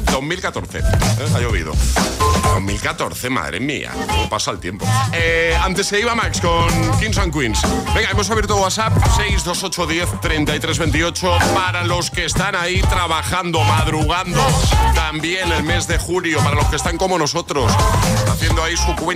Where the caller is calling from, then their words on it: Zaragoza, Aragon, Spain; de Zaragoza.